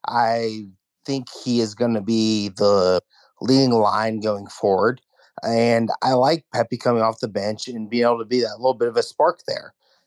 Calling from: Louisville, Kentucky, United States; Louisville, Kentucky.

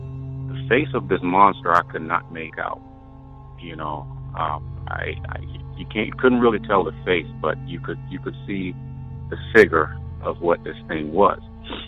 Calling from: Wyoming, United States; I'm calling from Wyoming.

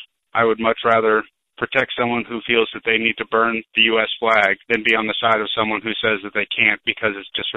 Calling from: Seattle, Washington, United States; I'm calling from Seattle, Washington. I'm a veteran.

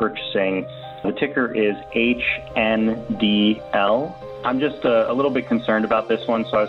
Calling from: Seattle, Washington, United States; I'm calling from the Seattle area.

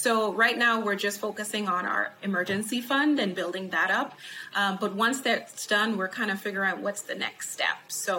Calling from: College Station, Texas, United States; Right now, College Station, Texas.

